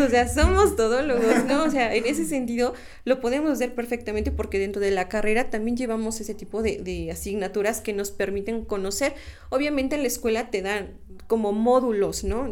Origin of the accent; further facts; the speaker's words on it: Mexico; nosotros como mexicanos